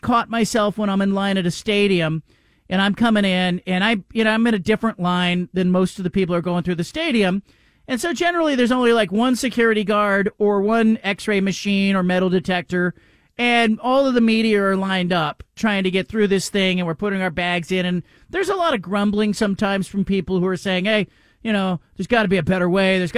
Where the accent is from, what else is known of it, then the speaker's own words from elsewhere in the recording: Gilroy, California, United States; also born or lived in Southern Oregon; I grew up in California, even though I was born in Southern Oregon, I grew up in California. And the hometown that I grew up in is Gilroy, California